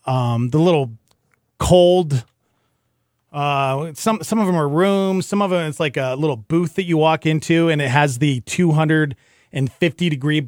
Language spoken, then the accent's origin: English; Montana, United States; moved away; I grew up in Montana, all right? It was below zero all the time